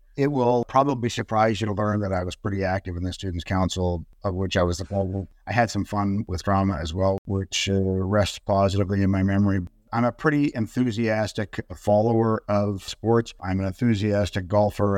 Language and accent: English; Toronto, Ontario, Canada; moved away as an adult; now in Vancouver, Canada; I was born in Vancouver. We moved to Toronto when I was six months old. I grew up in Toronto.